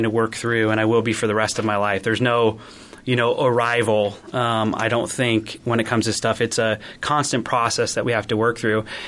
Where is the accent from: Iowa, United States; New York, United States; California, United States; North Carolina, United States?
Iowa, United States; I grew up in a small town, and I come from Iowa